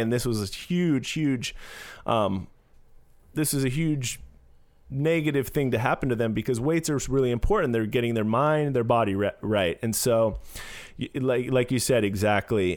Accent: San Francisco, California, United States; growing up in San Francisco, uh, it was d, diverse place to grow up

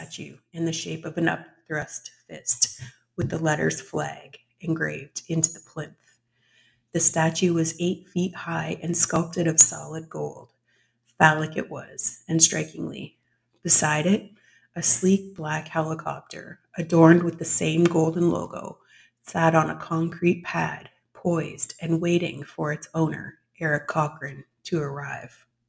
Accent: Canada; I am a Canadian author

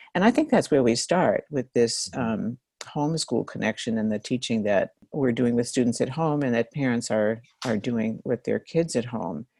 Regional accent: New York, United States; I'm from New York and I grew up reading that newspaper

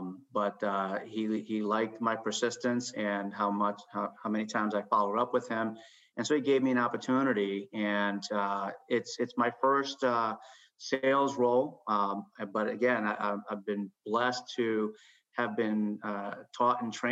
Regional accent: Chicago, Illinois, United States; now in Massachusetts, United States; growing up in Chicago, I grew up with blinders

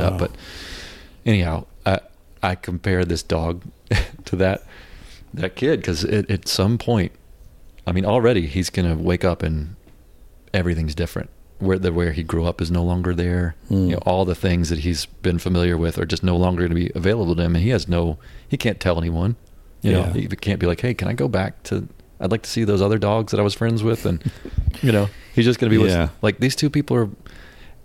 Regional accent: North Mississippi, United States; born or raised there; also born or lived in Memphis, Tennessee

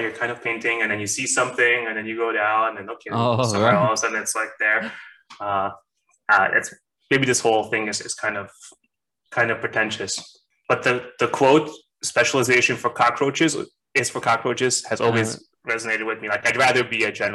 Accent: Hungary; moved away; I'm originally from Hungary. That's my home, I guess

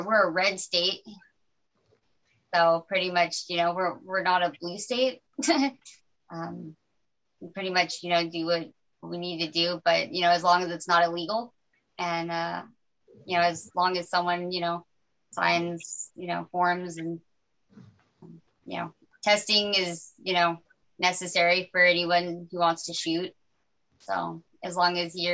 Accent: Albuquerque, New Mexico, United States; moved away; I grew up in Albuquerque, New Mexico

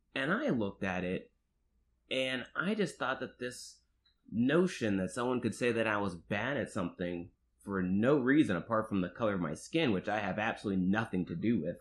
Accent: Marietta, Georgia, United States; I'm from the suburbs of Atlanta, Georgia, Marietta, Georgia.

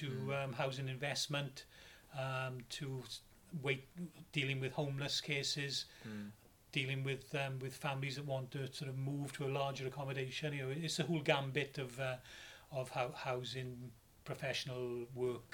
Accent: Merthyr Tydfil, Wales, United Kingdom; also born or lived in London; I'm originally from Merthyr

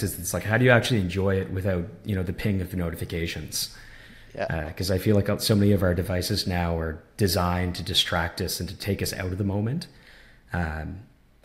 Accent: small town on the East Coast of Canada, Canada; growing up in Canada in a lot of ways, especially in a small town like where I'm from on the East Coast

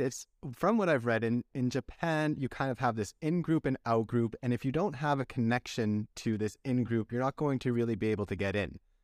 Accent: Canada; as a Canadian

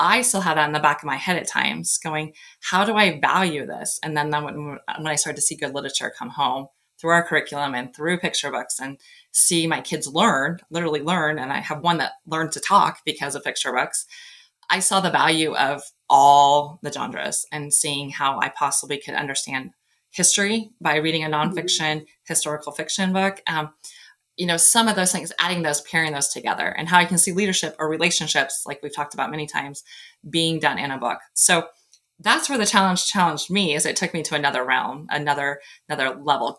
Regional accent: Nebraska, United States; I'm from Nebraska

